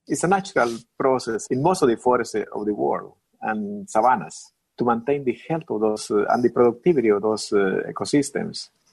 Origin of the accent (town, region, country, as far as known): Mexico; born or raised there; moved away